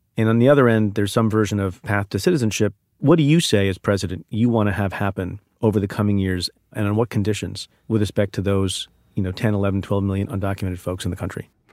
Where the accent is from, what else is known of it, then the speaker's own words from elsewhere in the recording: New Jersey, United States; also born or lived in India; My family's, uh, family of immigrants from India. and we grew up in New Jersey